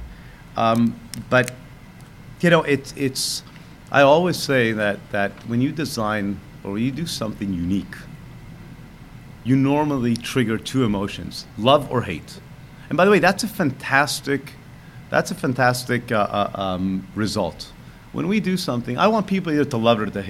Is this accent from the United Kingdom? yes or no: no; Israel; moved away; I grew up in Israel, born in 1972